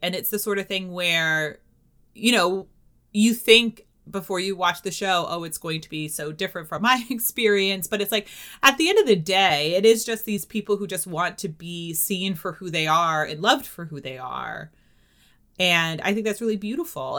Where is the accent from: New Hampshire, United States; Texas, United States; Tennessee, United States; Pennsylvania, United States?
New Hampshire, United States; I'm from New Hampshire